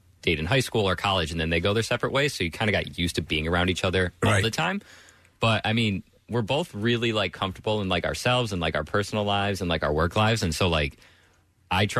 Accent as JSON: {"language": "English", "region": "Massachusetts", "country": "United States", "moved": "yes", "said": "I'm from a small town in the middle of nowhere of Massachusetts"}